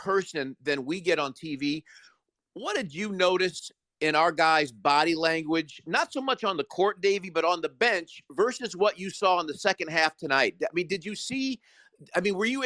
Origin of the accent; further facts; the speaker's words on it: Chicago, Illinois, United States; also born or lived in Peoria, Illinois; I grew up in Chicago, lived in Peoria for a while where Bradley University is